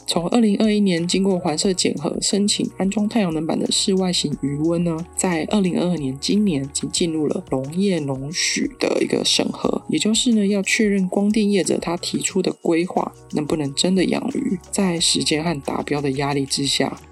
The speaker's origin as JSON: {"language": "Chinese", "country": "Taiwan", "said": "我们台湾人"}